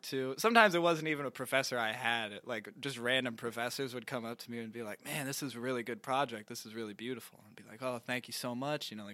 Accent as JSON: {"language": "English", "town": "Louisville", "region": "Kentucky", "country": "United States", "tie": "born or raised there", "also_born_or_lived": "Lexington, Kentucky", "said": "I was born and raised in Louisville, Kentucky"}